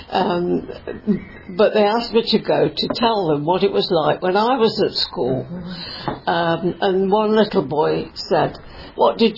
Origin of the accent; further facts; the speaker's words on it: Coventry, West Midlands, United Kingdom; also born or lived in Birmingham; when I was seven, we came to Coventry. and I went to Stoke School. Uh, I was there till I was 14.